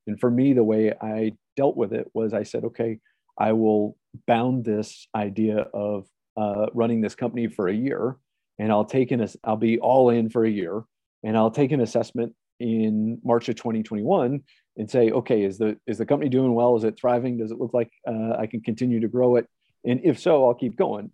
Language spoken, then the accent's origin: English; Ohio, United States; moved away as an adult; I grew up in Ohio